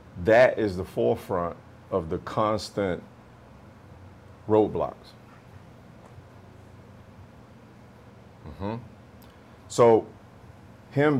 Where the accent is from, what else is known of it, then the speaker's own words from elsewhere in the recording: Camp Hill, Alabama, United States; moved away as an adult; also born or lived in Oceanside; I'm from Camp Hill, Alabama